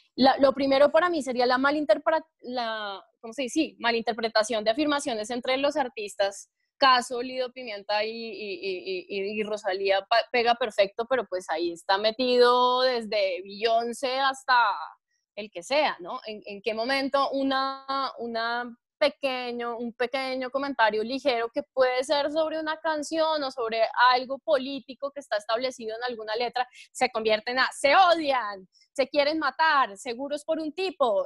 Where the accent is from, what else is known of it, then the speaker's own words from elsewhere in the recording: Chía, Cundinamarca, Colombia; yo soy de pueblo, yo me considero de pueblo porque nacida y crecida en Chía, a mucho honor